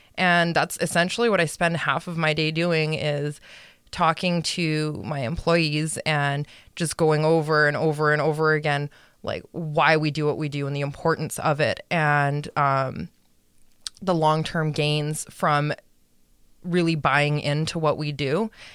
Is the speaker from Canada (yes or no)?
yes; Edmonton, Alberta, Canada; I grew up in Edmonton.